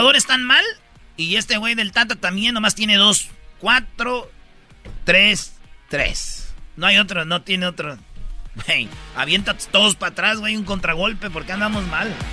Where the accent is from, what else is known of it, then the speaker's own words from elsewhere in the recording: Mexico; Yo soy mexicano